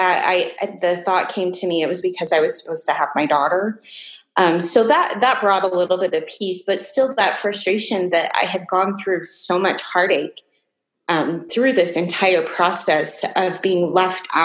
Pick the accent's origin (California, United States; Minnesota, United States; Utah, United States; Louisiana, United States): Utah, United States; Salt Lake City; I was born and raised in Salt Lake City, Utah